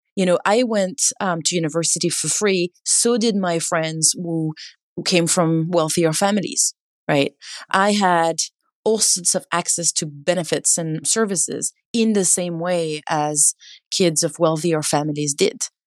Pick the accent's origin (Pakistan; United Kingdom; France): France; now in California, United States; I grew up in France, and I'm now based in California